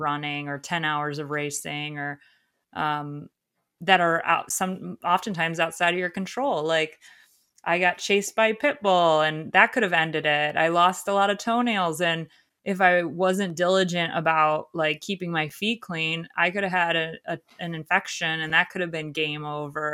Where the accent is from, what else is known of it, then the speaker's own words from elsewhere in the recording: Ohio, United States; moved away; Ohio because that's my home state